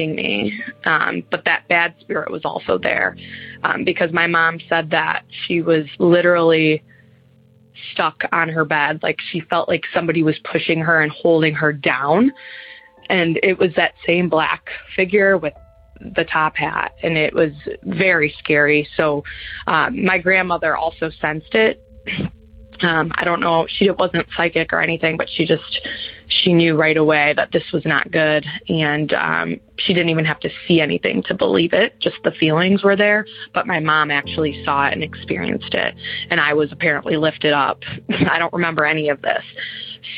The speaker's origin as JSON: {"language": "English", "region": "Michigan", "country": "United States", "tie": "born or raised there", "said": "We ended up moving into the house I grew up in, just a few streets away in the same city. I'm from Michigan."}